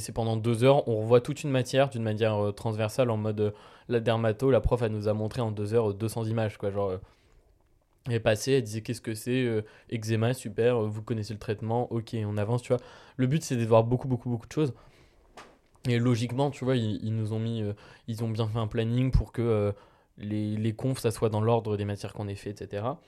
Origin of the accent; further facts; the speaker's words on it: Vierzon, Centre-Val de Loire, France; now in Tours, France; je viens de Vierzon, et à Vierzon, le, crottin de chavignol, le crottin de chèvre, c'est vraiment. Euh, j'ai été élevé avec ça